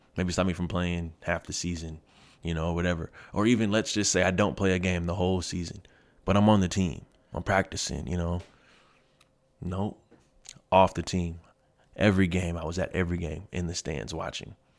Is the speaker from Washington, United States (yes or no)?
yes; Kent, Washington, United States; moved away as an adult; also born or lived in Seattle / Federal Way / Germany / Red Deer, Alberta; I'm from Kent. Um, so I went to Kent Meridian my first three years of high school. I lived with my mom